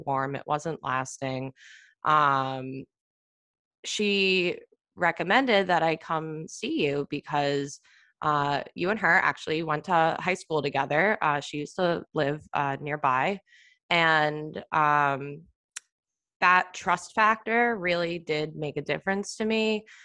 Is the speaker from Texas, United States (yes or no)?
no; Long Island, New York, United States; now in New York City, United States; I'm from Long Island. I moved into the city